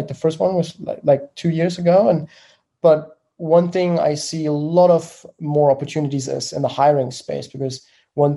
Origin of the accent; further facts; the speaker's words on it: Germany; accent: German; English is a second language; I'm from Germany, as you may have heard from the accent.